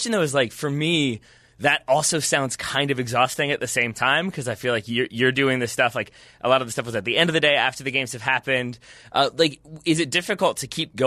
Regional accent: United States; as an American

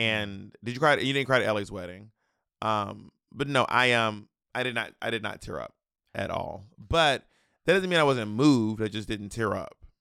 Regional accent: United States; as an American

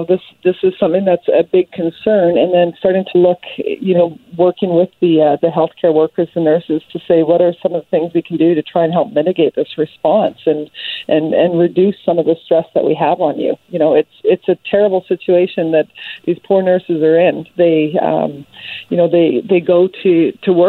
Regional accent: British Columbia, Canada; as British Columbians

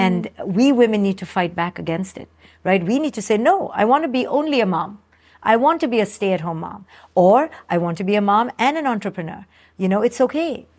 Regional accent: India; moved away; I came from India

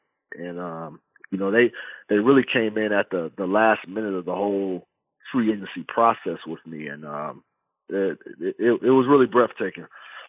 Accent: Fresno, California, United States; moved away as an adult; also born or lived in Cleveland, Ohio; now in San Francisco Bay Area, United States; my hometown is Fresno, California

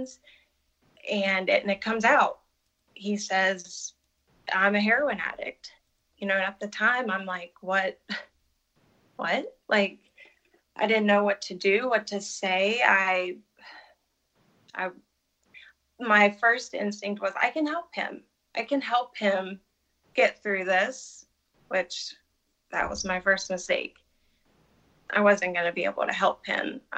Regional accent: West Virginia, United States; moved away as an adult; also born or lived in Birmingham; now in Pittsburgh, United States; then we move back to our hometown. I'm from West Virginia

